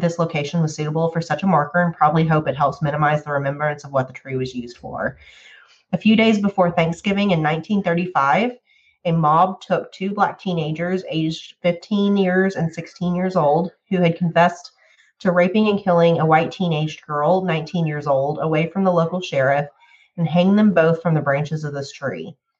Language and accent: English; Columbus, Texas, United States; My hometown of Columbus is a very interesting little dot on a map deep in the heart of Texas.